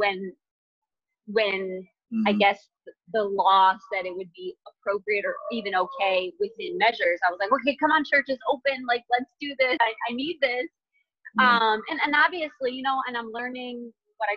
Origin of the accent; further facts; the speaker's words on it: Michigan, United States; moved away as an adult; now in North Carolina, United States; I'm from Michigan, I'm living in North Carolina now. So I moved there without knowing anyone